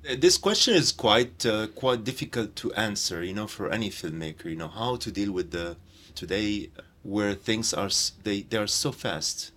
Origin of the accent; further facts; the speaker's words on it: Jaffa, Tel Aviv District, Israel; Jaffa, my hometown